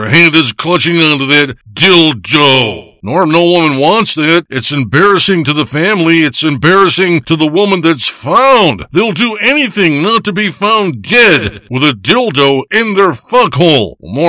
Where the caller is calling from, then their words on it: Big Bay, Michigan, United States; I'm calling you from Big Bay, Michigan.